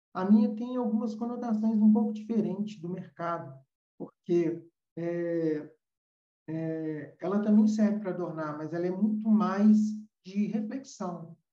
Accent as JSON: {"language": "Portuguese", "country": "Brazil", "said": "hoje nós temos no Brasil, vou falar da, da nossa terrinha"}